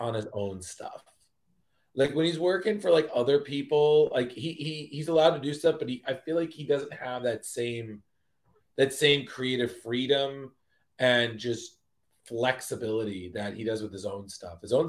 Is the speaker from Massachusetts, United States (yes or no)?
no; Westchester, New York, United States; also born or lived in Milford, Pennsylvania; I grew up in the suburbs. I grew up in Westchester.